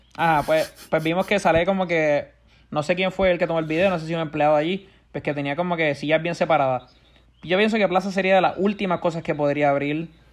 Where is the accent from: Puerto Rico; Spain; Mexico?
Puerto Rico; Puerto Rico siempre, si te das cuenta, siempre hemos sabido protestar bien